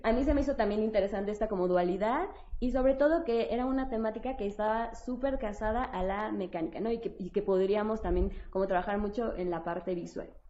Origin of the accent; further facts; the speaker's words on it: Mexico; en nuestro imaginario como mexicanos